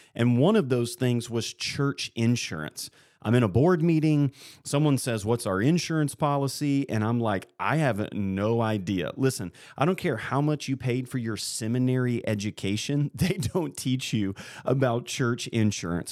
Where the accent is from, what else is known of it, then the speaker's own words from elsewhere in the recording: Columbia, Missouri, United States; I grew up in Columbia